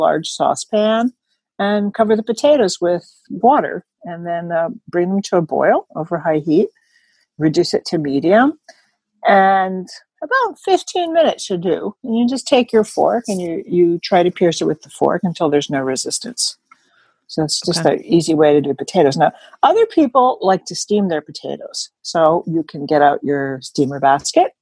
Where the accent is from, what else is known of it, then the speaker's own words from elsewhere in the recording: New Jersey, United States; I'm from New Jersey, Taylor ham country